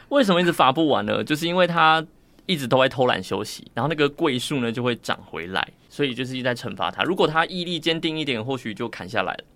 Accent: Tainan, Taiwan; moved away; 我也想要天天都在台南

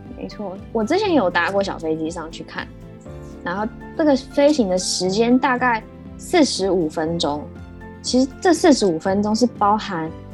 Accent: Taipei, Taiwan; 因为我自己是在台北市出生长大的，所以我就习惯住在都市丛林里面

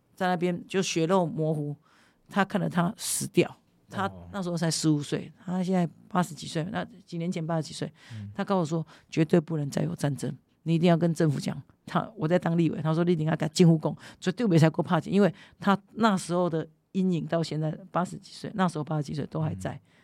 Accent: Kinmen, Fujian Province, Taiwan; first language Hokkien; Chinese is a second language; 我们认同我们是金门人啊

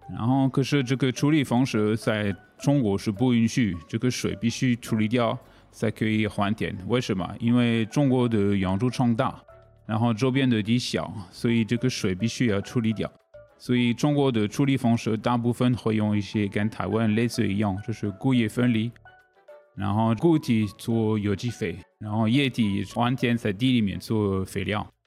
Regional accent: France; Chinese is a second language; moved away as an adult; also born or lived in Asia; now in Taiwan; 我是法国人

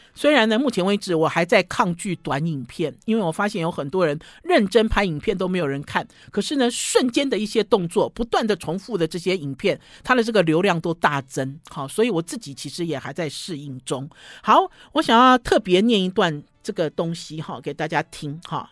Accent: Taiwan; 我们台湾

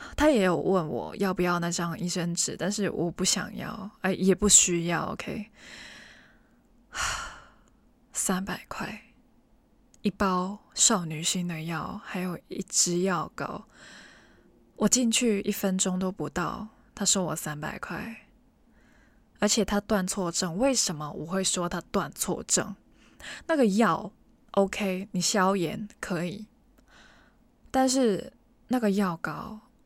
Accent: Hong Kong; 我身为一个香港人，其实，在本地旅游的经验不多

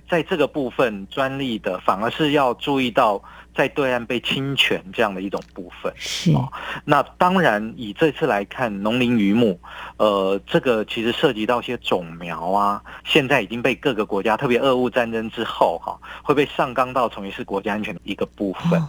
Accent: Taiwan; 我们台湾人

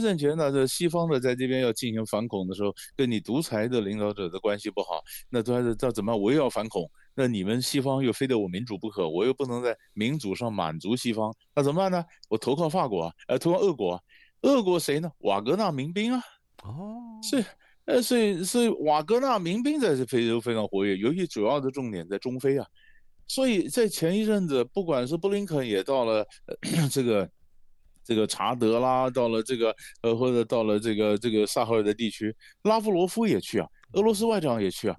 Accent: Taiwan; 我们台湾人对非洲关心的好像比较少

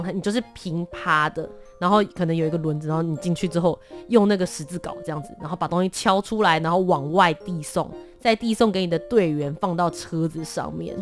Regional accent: New Taipei, Taiwan; also born or lived in Kaohsiung; 我本身呢是在高雄出生，然后小学之后我就搬到了新北市

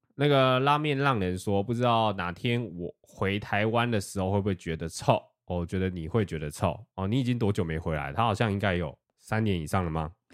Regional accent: Taiwan; 我们台湾人超爱吃，我自己超爱吃，我的朋友都爱吃。

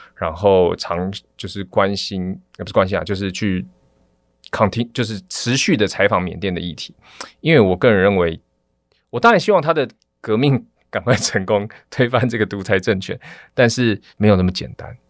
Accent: Taiwan; 我是从台湾来

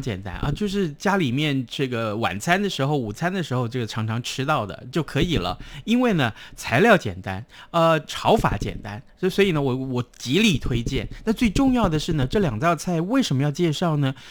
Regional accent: Tainan, Taiwan; 我们台南人爱吃糖

